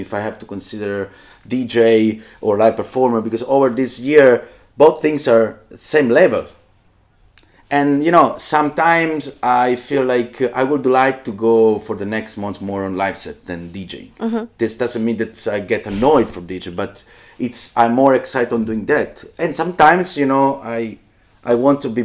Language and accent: English; Southern Italy, Italy; I come from South Italy